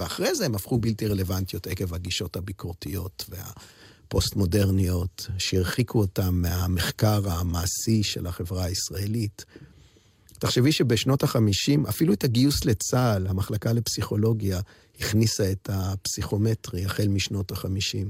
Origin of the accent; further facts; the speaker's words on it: Jerusalem, Jerusalem District, Israel; כילד הסתכלתי, למדתי בבית ספר, בתי ספר, זו תקופת האינטגרציה בירושלים